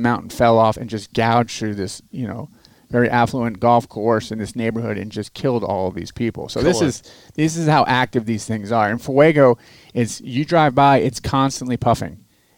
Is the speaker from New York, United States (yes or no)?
no; Florida, United States; grew up in Florida. It's flat. There's no mountains, so...